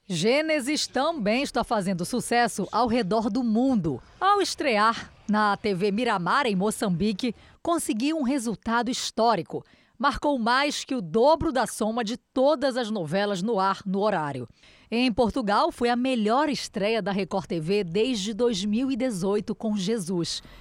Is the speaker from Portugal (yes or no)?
no; Spain; now in Brazil; Eu cresci na Espanha